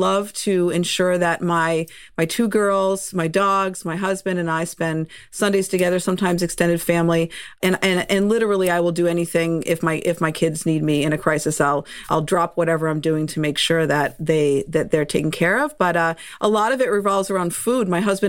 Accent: Massachusetts, United States; accent: Boston; I am from Massachusetts, so that Boston accent creeps in once in a while. I am someone who grew up loving spending time and summers on Cape Cod

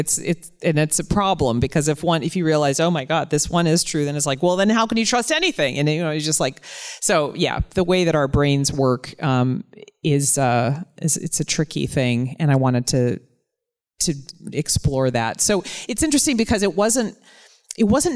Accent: the North, United States; as a Northerner coming to the South

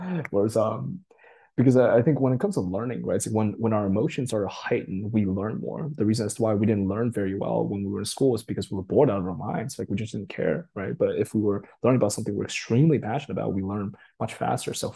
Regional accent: Boston, Massachusetts, United States; English is a second language; also born or lived in Japan; I grew up East Coast around the Boston area

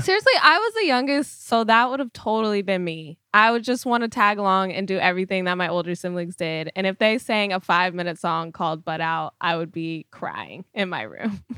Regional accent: Sacramento, California, United States; I was not living in L A at the time. I was from Sacramento

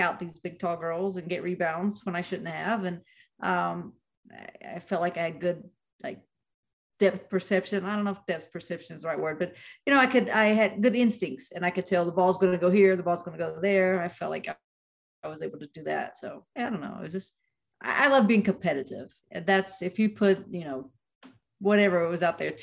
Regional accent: Itmann, West Virginia, United States; moved away as an adult; also born or lived in Florida; I lived in Itman, West Virginia

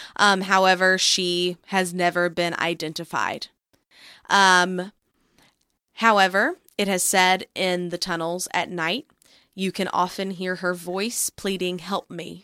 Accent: Grapevine, Texas, United States; based in Great Vine, Texas, which is, of course, where I'm from

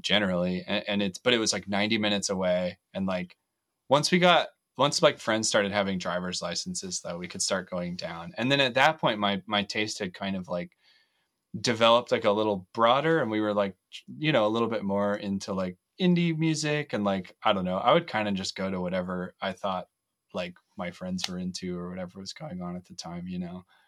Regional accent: Loveland, Colorado, United States; now in Fort Collins, United States; I grew up in Loveland most of my life, um, live in Fort Collins now

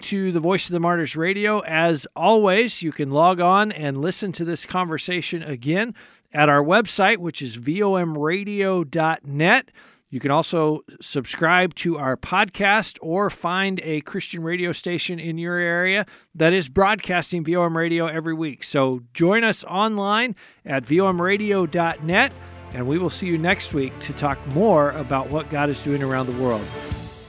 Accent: United States

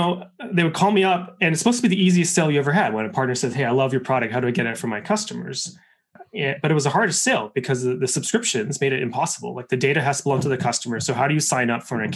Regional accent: Canada; I'm Canadian

